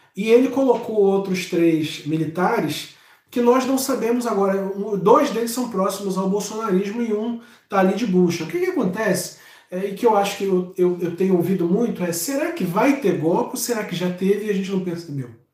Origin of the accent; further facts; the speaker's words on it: Rio de Janeiro, Brazil; eu sou de Madureira, eu sinto o cheiro de quem é de Madureira